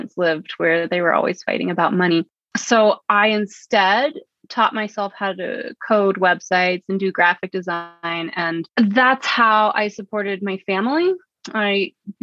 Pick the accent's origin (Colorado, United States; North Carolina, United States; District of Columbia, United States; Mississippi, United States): Colorado, United States; Pagosa Springs; I'm currently living in the Southwest, where I grew up here in Pagosa Springs, Colorado